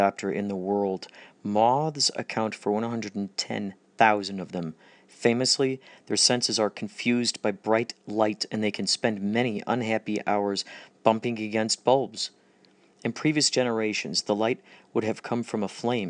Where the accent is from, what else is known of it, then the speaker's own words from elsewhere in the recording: Carol Stream, Illinois, United States; they were in the creek all the time growing up in Carroll Stream near that creek